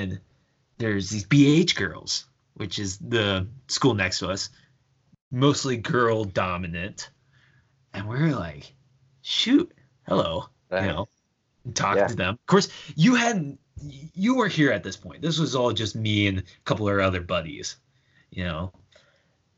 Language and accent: English; small town Nebraska, United States; moved away as an adult; Coming from small town Nebraska